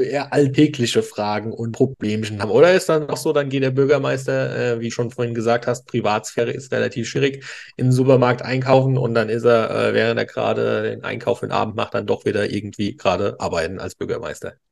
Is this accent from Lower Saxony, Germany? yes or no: no; Eich, Rhineland-Palatinate, Germany; also born or lived in Worms; Ich bin ja auch äh, nicht gebürtig, ich bin aus Worms, aber bin in Eich groß geworden.